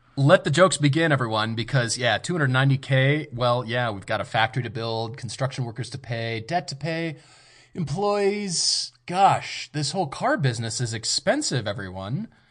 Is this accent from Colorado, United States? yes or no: yes; Colorado, United States; I grew up in Colorado